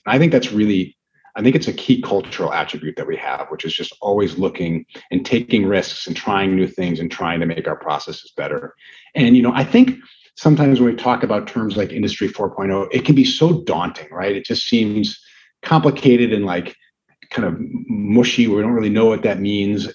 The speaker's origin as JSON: {"language": "English", "town": "Brookfield", "region": "Wisconsin", "country": "United States", "tie": "born or raised there", "said": "I grew up with going to high school in Brookfield"}